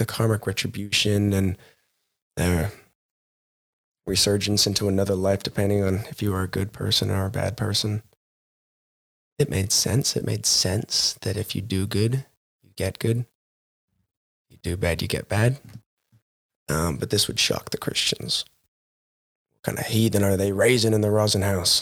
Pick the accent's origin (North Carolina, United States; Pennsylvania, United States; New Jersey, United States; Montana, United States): Montana, United States; Growing up in Montana, a very religious town, we had 12 bars and 9 churches